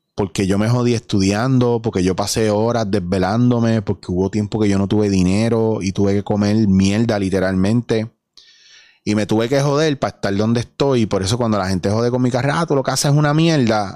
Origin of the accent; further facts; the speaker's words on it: Puerto Rico; soy puertorriqueño